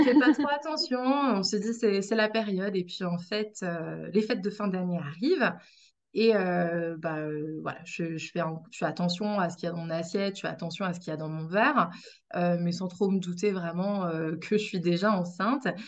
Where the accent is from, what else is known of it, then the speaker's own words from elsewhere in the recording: Brittany, France; moved away; je suis bretonne